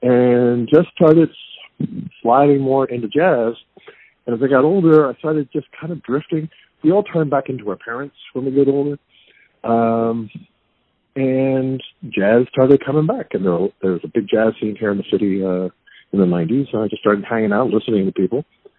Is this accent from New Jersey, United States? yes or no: yes; New Jersey, United States; New Jersey.